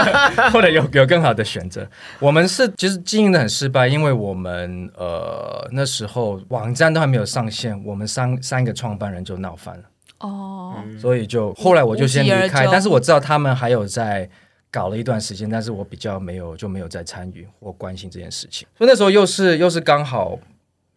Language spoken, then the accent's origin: Chinese; Taiwan; 我有时候觉得说，哎，我们亚洲人或者我们台湾人真的体能比较差一点嘛